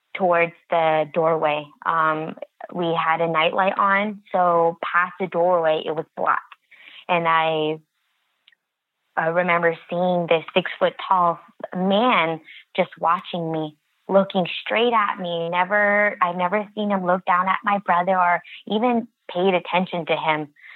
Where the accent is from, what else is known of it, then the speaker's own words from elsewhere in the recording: United States; I am Native American and I grew up on the reservation all my life